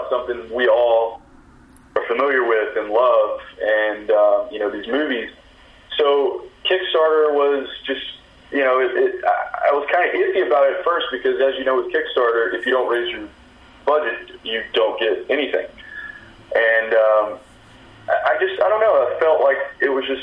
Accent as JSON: {"language": "English", "region": "Texas", "country": "United States", "also_born_or_lived": "Louisiana", "moved": "yes", "lives_now": "Los Angeles, United States", "said": "I'm from Texas, lived in Louisiana, new to Los Angeles"}